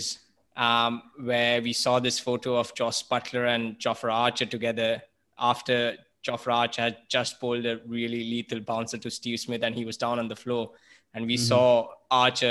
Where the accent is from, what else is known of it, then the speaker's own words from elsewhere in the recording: Mumbai, Maharashtra, India; Growing up in Mumbai